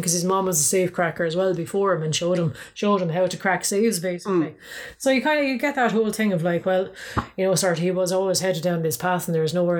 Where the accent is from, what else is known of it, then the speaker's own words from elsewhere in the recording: Ireland; we're both Irish.